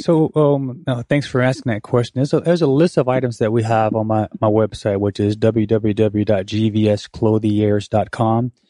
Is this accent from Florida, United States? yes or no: yes; Pensacola, Florida, United States; also born or lived in Korea; I am from Pensacola, play basketball here, went off to college